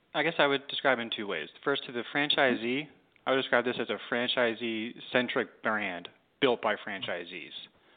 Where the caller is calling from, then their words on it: Mount Pleasant, South Carolina, United States; And I am in the suburbs of Charleston, South Carolina, Mount Pleasant, South Carolina.